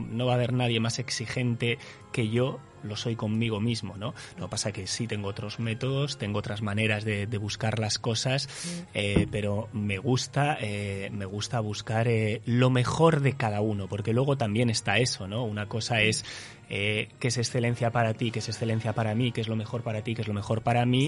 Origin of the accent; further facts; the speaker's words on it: Basque Country, Spain; now in Uruguay; soy vasco